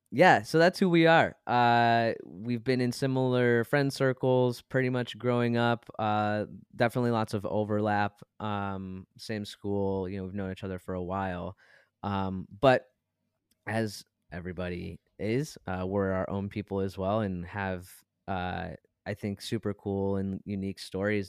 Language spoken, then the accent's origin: English; Brighton, Michigan, United States; we are from Brighton, Michigan